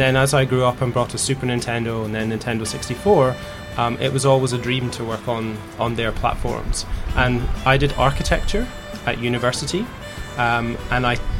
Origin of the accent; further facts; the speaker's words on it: Scotland, United Kingdom; accent: Scottish; moved away; also born or lived in England; I'm from Scotland, and uh, I used to work in uh, England